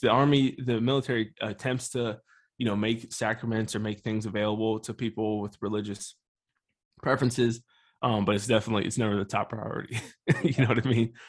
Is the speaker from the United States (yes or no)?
yes; Harrisburg, Pennsylvania, United States; So I was born and raised in Harrisburg, Pennsylvania